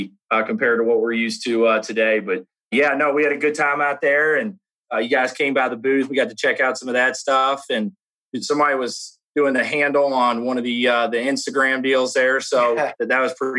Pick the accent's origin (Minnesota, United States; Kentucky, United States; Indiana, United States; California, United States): Kentucky, United States; Louisville; accent: Southern Kentucky; I'm from Louisville, Kentucky, born and raised, been here all my life. So yeah, I guess a little Southern Kentucky accent.